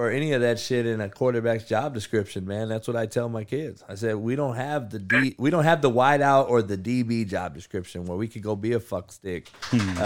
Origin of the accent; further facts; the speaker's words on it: Compton, California, United States; I grew up in Compton as the only white guy